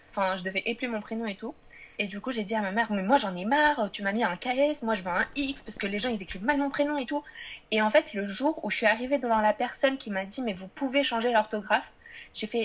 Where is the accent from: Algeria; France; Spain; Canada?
France; je suis née en France.